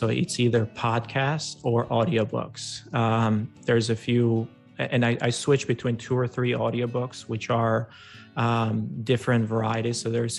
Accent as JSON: {"language": "English", "country": "Albania", "tie": "born or raised there", "said": "and I grew up in Albania, and you know, in a rural farm kind of town."}